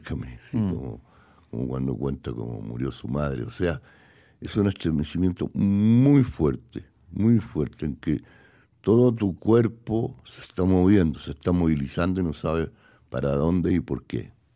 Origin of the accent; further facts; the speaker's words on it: Chile; moved away as an adult; Yo estaba en mi país por mi voluntad y estaba desafiando todos los poderes que me expulsaron de mi tierra